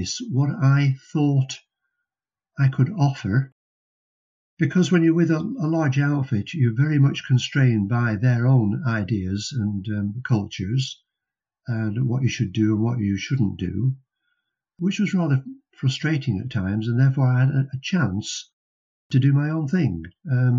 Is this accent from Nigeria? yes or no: no; Preston, North West England, United Kingdom; based in Preston, which happened to be my hometown